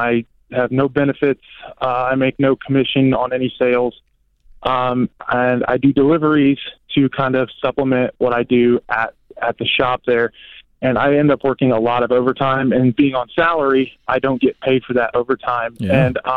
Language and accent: English; Ohio, United States; moved away as an adult; also born or lived in Florida; I'm originally from Ohio.